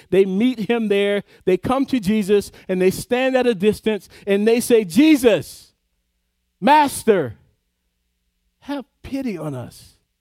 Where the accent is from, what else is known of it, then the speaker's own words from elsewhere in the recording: the South, United States; I grew up in the South